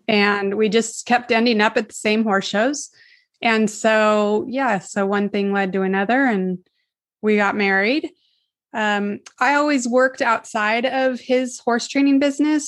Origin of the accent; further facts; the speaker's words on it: California, United States; I was born here in California fifty-two years ago.